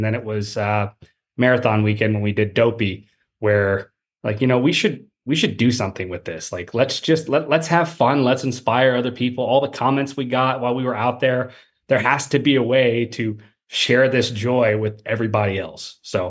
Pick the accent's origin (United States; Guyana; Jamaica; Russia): United States; Houston, Texas; born there; Well, similar to Tom, I was born. I was born in Houston, so let's go way back.